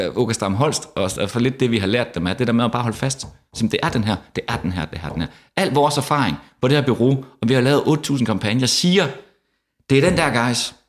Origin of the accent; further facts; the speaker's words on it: Denmark; moved away as an adult; also born or lived in Frederikshavn / Copenhagen; Jeg er fra Jylland, som andre kan høre